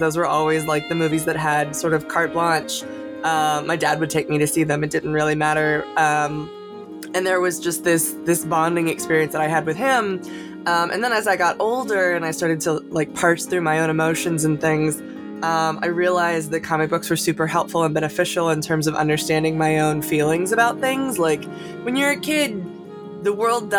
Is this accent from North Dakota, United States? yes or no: no; Celebration, Florida, United States; I grew up in Florida, in a small town called Celebration, Florida, which is the town that Disney built